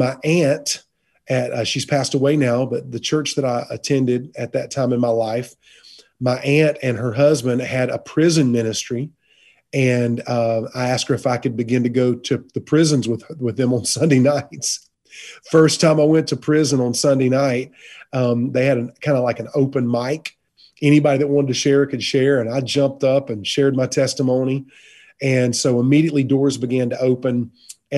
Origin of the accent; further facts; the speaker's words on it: Fountain Inn, South Carolina, United States; also born or lived in Charleston, South Carolina; I was raised in a little town called Fountain Inn, South Carolina, on a farm